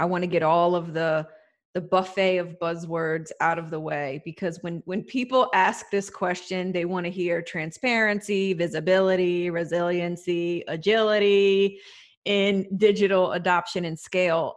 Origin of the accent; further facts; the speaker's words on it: United States; as an American